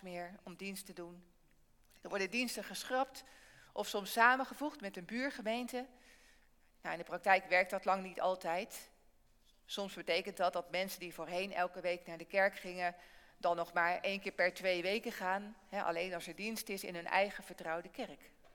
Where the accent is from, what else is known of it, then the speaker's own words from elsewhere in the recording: Barneveld, Gelderland, Netherlands; In Barneveld, waar ik vandaan kom, zit de kerk regelmatig vol.